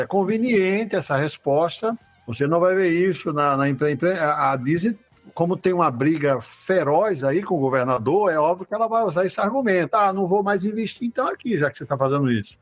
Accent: Northeast Region, Brazil; eu sou nordestino

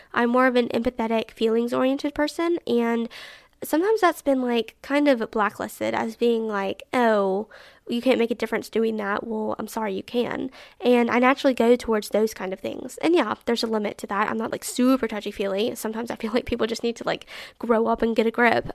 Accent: Alabama, United States; I'm really proud of Alabama and my particular city

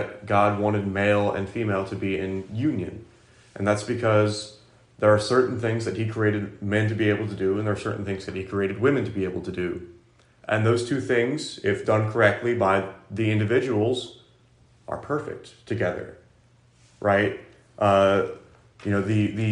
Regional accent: United States; I'm American and not Greek

